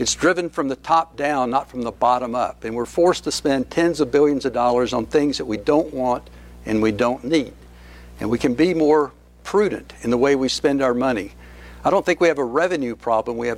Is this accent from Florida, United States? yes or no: no; Shelby, North Carolina, United States; also born or lived in Avery County, North Carolina; I was born in Shelby, just down the road